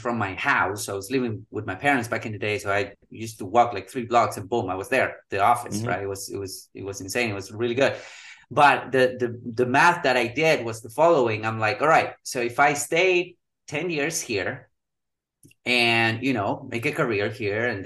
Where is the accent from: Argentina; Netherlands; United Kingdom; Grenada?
Argentina; Patagonia; moved away; I'm originally from Argentina. We were living in Patagonia, so it got really, really cold.